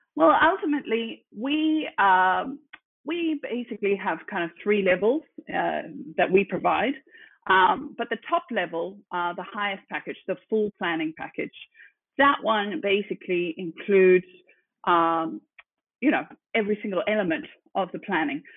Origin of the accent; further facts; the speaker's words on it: Zimbabwe; moved away as an adult; now in Sydney, Australia; I am originally from Zimbabwe. Uh, I grew up there um, and then came to Aussie